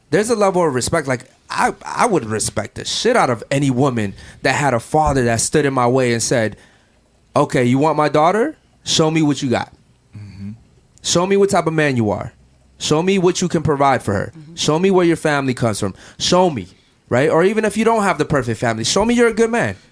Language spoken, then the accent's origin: English; Baltimore, Maryland, United States; now in Miami, United States; Baltimore, which is where I'm from